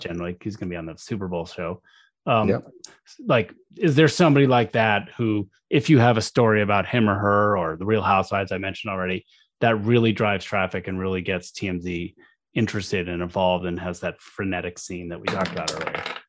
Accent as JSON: {"language": "English", "region": "Arizona", "country": "United States", "said": "I'm from Arizona"}